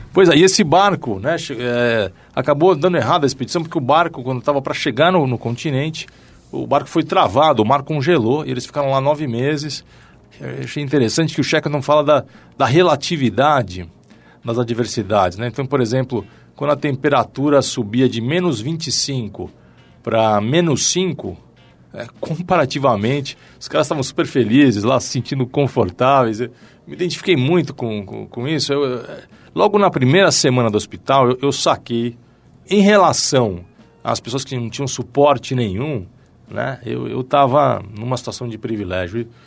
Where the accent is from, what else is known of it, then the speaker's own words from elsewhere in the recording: São Paulo, Brazil; Eu nasci em São Paulo, família de classe média, apaixonado por futebol né, durante toda a infância. Comecei jogando bola no Clube Pinheiros